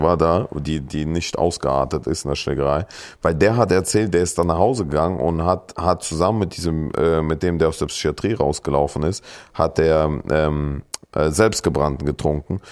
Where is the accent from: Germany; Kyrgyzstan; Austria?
Kyrgyzstan; moved away; bei uns in Kirgisistan